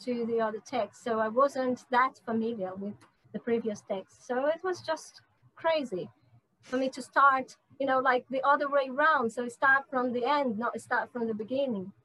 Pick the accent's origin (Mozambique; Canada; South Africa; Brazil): Brazil; North Region; English is a second language; moved away as an adult; also born or lived in São Paulo / London; I'm from the north, and uh, in Brazil